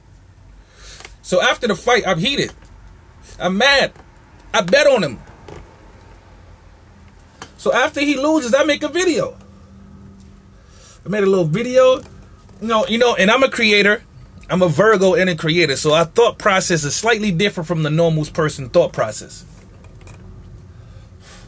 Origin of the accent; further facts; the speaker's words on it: New York City, New York, United States; I'm from Marcy